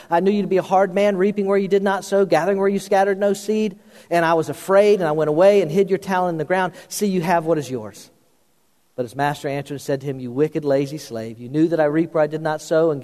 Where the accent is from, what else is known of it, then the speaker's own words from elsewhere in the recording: Florida, United States; the pastor I grew up under in Florida